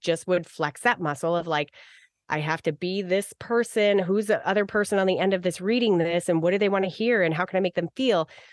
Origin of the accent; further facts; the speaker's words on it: Arizona, United States; I grew up in Arizona